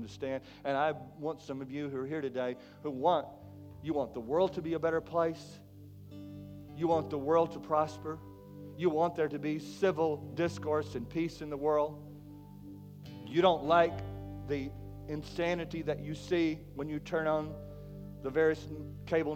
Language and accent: English; McKinney, Texas, United States; The world that I grew up in back in McKinney, Texas